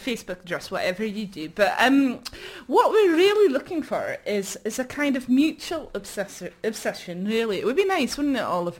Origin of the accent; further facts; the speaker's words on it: London, United Kingdom; accent: Ealing; now in Glasgow, United Kingdom; I'm half Welsh, so just the one that I slip into, other than my Ealing accent, well, which is the normal one.